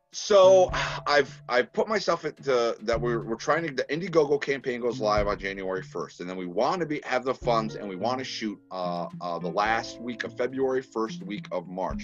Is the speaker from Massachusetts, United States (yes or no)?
yes; Massachusetts, United States; now in Texas, United States; I was born in Massachusetts. I don't try and tell a lot of people that because you know I'm in the South